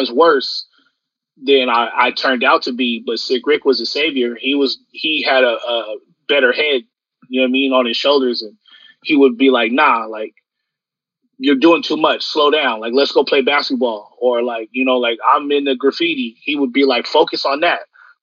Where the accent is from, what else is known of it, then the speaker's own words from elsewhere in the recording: San Diego, California, United States; I'm born and raised in San Diego, Southeast. I'm from Paradise Hills